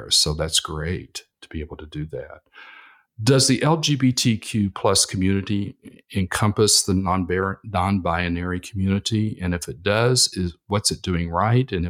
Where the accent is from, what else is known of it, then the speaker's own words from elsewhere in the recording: Texas, United States; because I came from Texas, uh, which is very conservative now